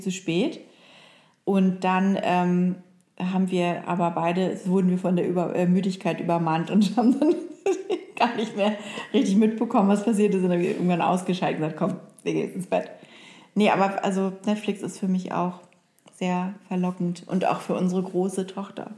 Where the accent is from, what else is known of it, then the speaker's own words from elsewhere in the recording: Oldenburg, Lower Saxony, Germany; moved away; ein bisschen länger in der Heimat zu sein